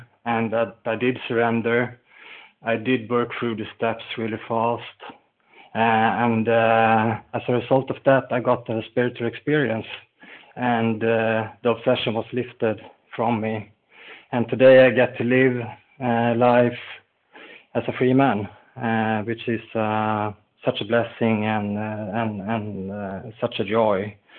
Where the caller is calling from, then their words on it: Falun, Dalarna County, Sweden; I'm calling in from Falun in Sweden, where it's snowing today.